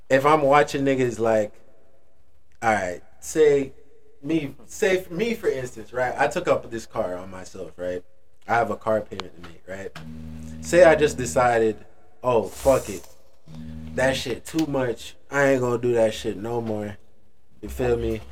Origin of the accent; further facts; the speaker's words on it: Jamaica; moved away; I come from Jamaica